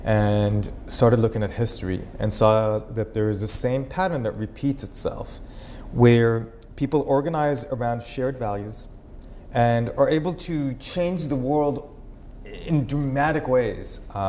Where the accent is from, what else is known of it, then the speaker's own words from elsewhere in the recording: Israel; accent: Israeli Texan; English is a second language; also born or lived in Texas, United States; No one ever guesses where my accent's from, right? It's this, like, Israeli Texan, shalom y'all.